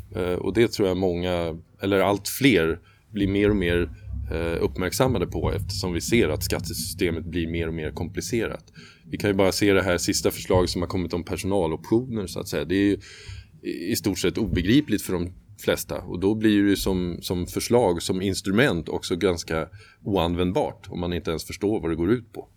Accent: Sweden; för oss som svenskar

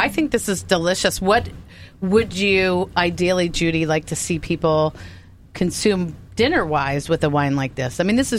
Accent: East Coast, United States; growing up on the East Coast, I'm so familiar with it at so many different wineries

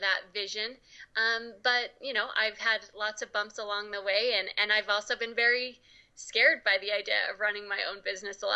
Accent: Utah, United States; I grew up here in Utah

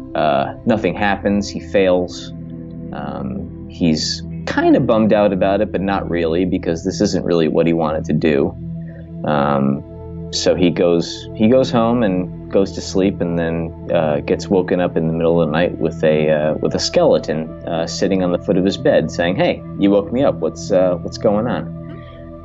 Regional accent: Trumbull, Connecticut, United States; I grew up in Trumbull, Connecticut

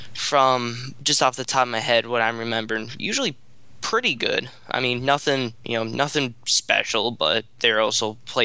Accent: Western New York, United States; moved away as an adult; now in Boston, United States; Born and raised in Western New York, I'm now a student at Northeastern University

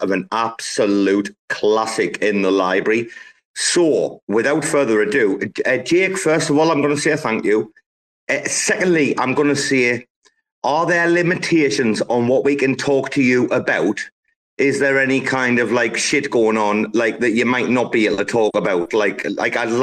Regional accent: United Kingdom; moved away as an adult; now in Thailand; I'm British, I've lived in Thailand for the last, just to give you context, the last 11 years.

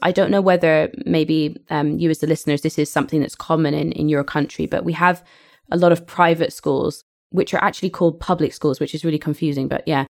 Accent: Didcot, South East England, United Kingdom; also born or lived in Perth, Scotland; I was born in, in Scotland and I, I grew up in England.

